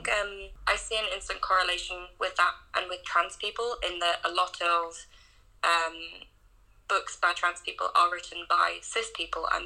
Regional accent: North Wales, United Kingdom; when I was a kid growing up in North Wales

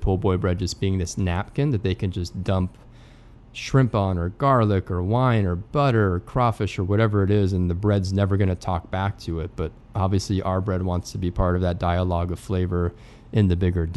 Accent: Redondo Beach, California, United States; moved away as an adult; also born or lived in Europe; now in New Orleans, United States; growing up in Redondo Beach, California, where I grew up

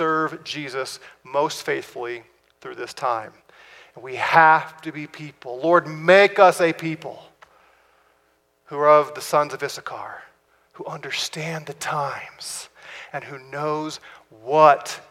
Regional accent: United States; we're American citizens

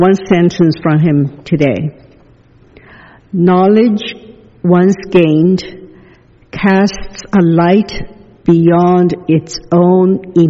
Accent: the South, United States; When I grew up in the South, I was taught that segregation was the will of God, and the Bible was quoted to prove it.

